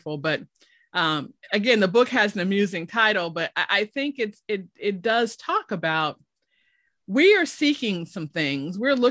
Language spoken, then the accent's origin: English; Chicago, Illinois, United States; moved away as an adult; now in Oklahoma, United States; I'm originally from Chicago.